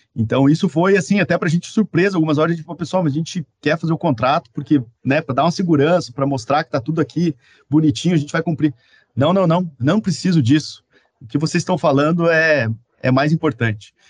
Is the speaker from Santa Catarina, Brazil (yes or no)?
yes; Caçador, Santa Catarina, Brazil; now in Curitiba, Brazil; eu sou catarinense, e algumas coisas que eu gosto muito da minha cidade, então sempre que eu posso eu importo lá da minha cidade natal, que é Caçador, Santa Catarina